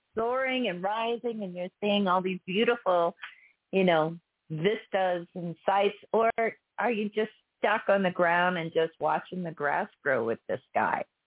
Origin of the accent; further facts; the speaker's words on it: Texas, United States; fellow Texan